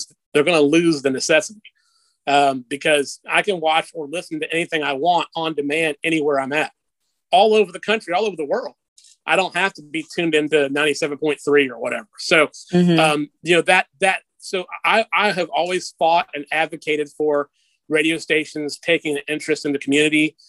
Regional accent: Macon, Georgia, United States; my hometown

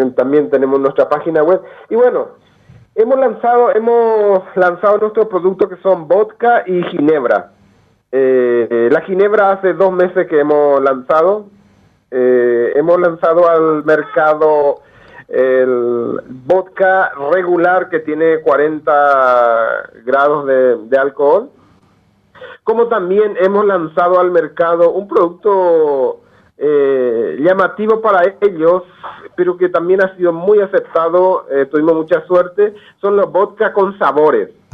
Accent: Paraguay; moved away as an adult; also born or lived in Manitoba, Canada / Europe; now in Alberta, Canada; yo vengo del campesino de la, del Paraguay profundo, eh, nací en el campo, soy del campo

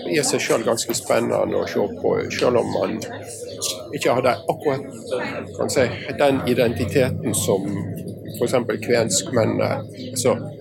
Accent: Western Norway, Norway; Jeg er vestlending av en litt varierende avstamning.

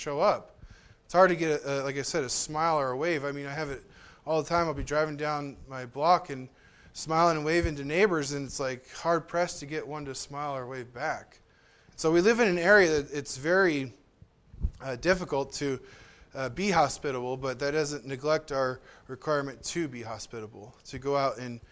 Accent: Southern California, United States; also born or lived in Southern Oregon; now in Oregon, United States; I grew up in Southern California

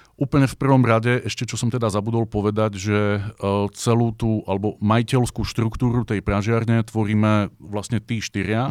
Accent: Bratislava, Bratislava Region, Slovakia; moved away as an adult; now in Brno, Czech Republic; ja s mojim bratom sme z Bratislavy

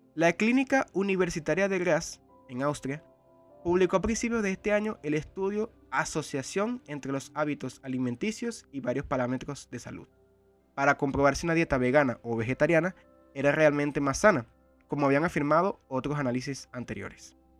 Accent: Venezuela; en un país como el mío, Venezuela

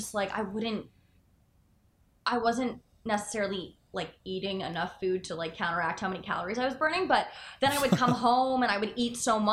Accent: Parkland, Florida, United States; I went to Douglas. I'm from Parkland

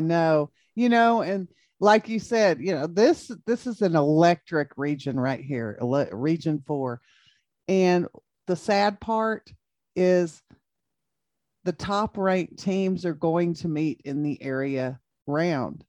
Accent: United States; I'm from Jayden

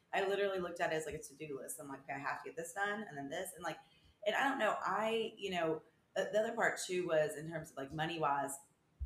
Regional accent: Murfreesboro, Tennessee, United States; also born or lived in Nashville, Tennessee / Vermont; I am from Murfreesboro, Tennessee.

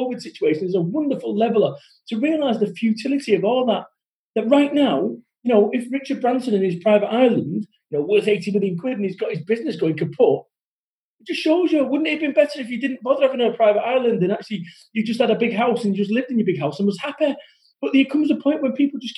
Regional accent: Salford, North West England, United Kingdom; I'm from Salford. We don't talk that way.

